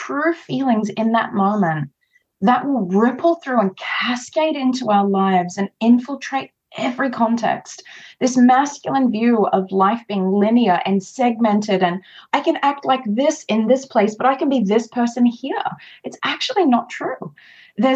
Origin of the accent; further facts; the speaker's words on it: Australia; I am Australian